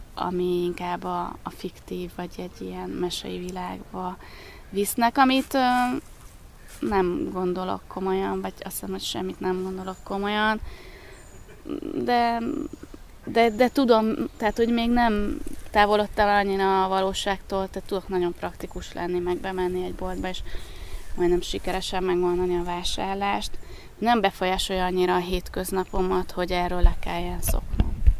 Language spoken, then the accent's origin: Hungarian; Baja, Bács-Kiskun, Hungary; moved away as an adult; also born or lived in Pécs; Baján születtem, és ott nőttem föl